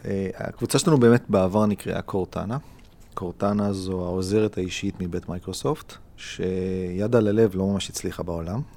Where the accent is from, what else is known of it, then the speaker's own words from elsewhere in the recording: Israel; אני מאוד ישראלי, אני מאוד ציוני